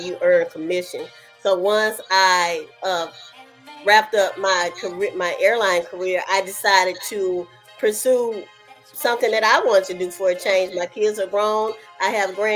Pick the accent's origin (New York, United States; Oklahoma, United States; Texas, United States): Texas, United States; moved away as an adult; also born or lived in Anchorage, Alaska; Originally, I'm from Texas, but I moved away once I became an adult and started having children. I stayed in Anchorage, Alaska for almost 25 years, and now I'm back in Texas